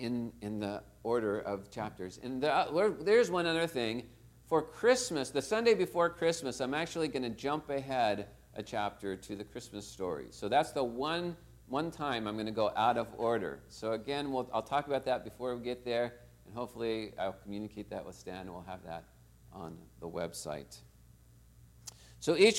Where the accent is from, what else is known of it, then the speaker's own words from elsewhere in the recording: Torrance, California, United States; I was born right here in Torrance Memorial Hospital.